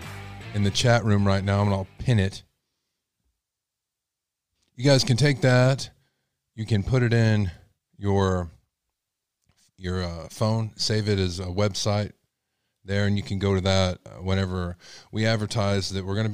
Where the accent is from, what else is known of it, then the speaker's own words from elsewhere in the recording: Texas, United States; accent: Texas; my Texas accent